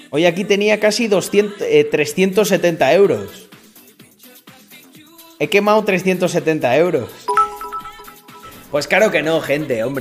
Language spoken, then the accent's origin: Spanish; Almendralejo, Extremadura, Spain; also born or lived in Mérida; Mérida, donde legalmente nací. Aunque soy de Almendralejo. Pero claro, todos los niños de Almendralejo y de los pueblos nacían en, en el hospital de Mérida.